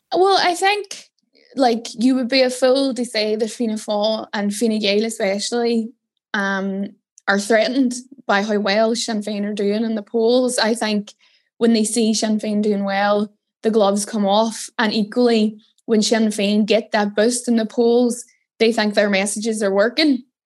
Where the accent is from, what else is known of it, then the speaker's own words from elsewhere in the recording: Derry, Northern Ireland, United Kingdom; moved away as an adult; now in Dublin, Ireland; I'm from Derry.